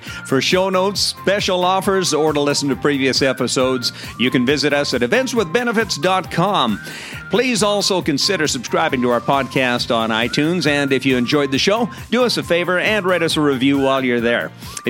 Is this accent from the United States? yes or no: no; Canada; I say El Segundo because I'm Canadian.